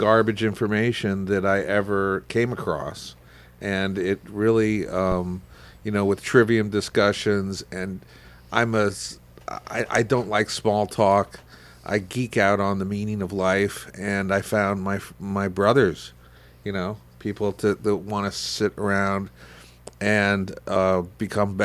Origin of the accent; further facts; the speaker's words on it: Port Jefferson, New York, United States; now in Palm Springs, United States; growing up in New York and in Port Jeff